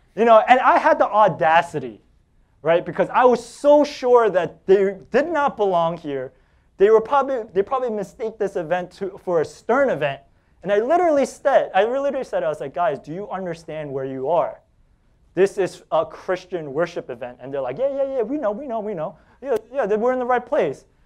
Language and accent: English; New York City, New York, United States; I'm from Staten Island.